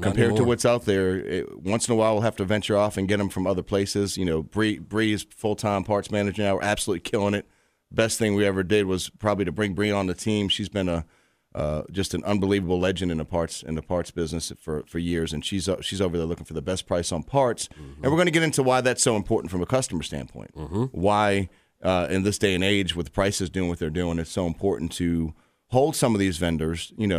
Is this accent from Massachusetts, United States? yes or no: yes; Boston, Massachusetts, United States; now in Richmond, United States; I'm from Boston, so I'm city boy at the beginning. Don't hate me, Richmond, because I was young when I came down here. This is Boston's my original home, but this is my real home.